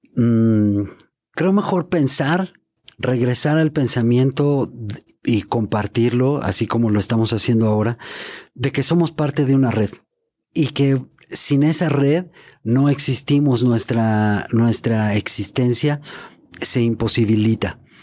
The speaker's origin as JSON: {"language": "Spanish", "country": "Mexico", "said": "soy mexicano"}